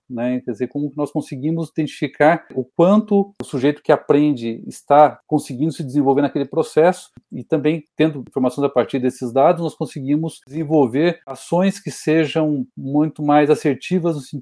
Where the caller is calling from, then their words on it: Curitiba, Paraná, Brazil; eu falo de Curitiba, no Paraná.